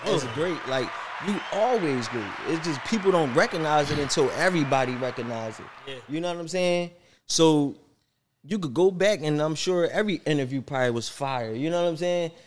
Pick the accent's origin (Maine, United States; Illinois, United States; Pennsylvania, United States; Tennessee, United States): Pennsylvania, United States; Philadelphia; I'm from Philly. I love Philly.